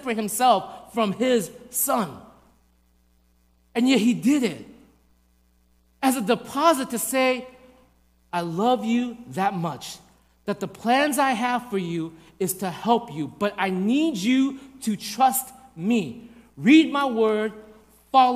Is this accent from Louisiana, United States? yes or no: no; New York, United States; I grew up in New York